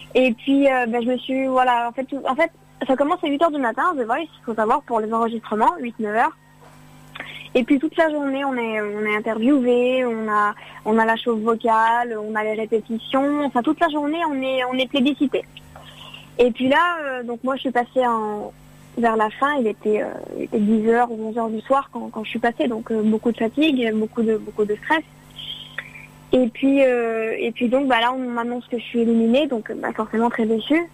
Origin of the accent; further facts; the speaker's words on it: Lyon, Auvergne-Rhône-Alpes, France; moi je suis, de Lyon